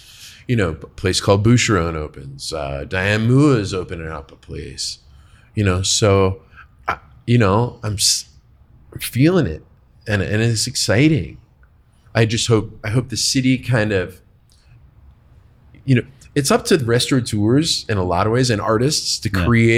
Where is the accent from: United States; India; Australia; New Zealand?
United States; Buffalo, New York; But I'm from Buffalo, near Buffalo, New York.